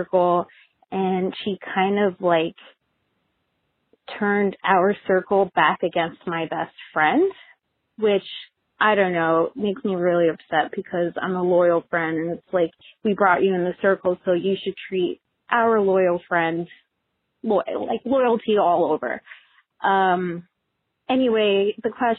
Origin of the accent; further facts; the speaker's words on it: New Jersey, United States; moved away as an adult; now in Santa Cruz, United States; I originally live in Santa Cruz, California, but I am originally from New Jersey